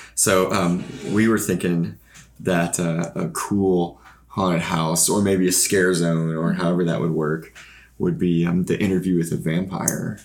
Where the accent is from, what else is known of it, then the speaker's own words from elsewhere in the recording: Fort Smith, Arkansas, United States; we're from Fort Smith, Arkansas, so it would be cool to do something like that in our hometown